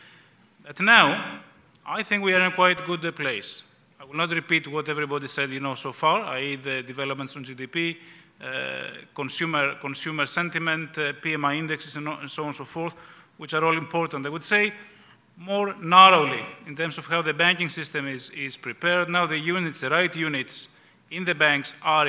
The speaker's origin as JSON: {"language": "English", "country": "Greece", "also_born_or_lived": "Western Europe / Romania", "moved": "as an adult"}